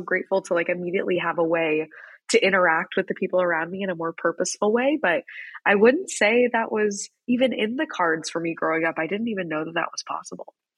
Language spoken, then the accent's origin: English; Wichita, Kansas, United States; moved away as an adult; I grew up in Wichita, Kansas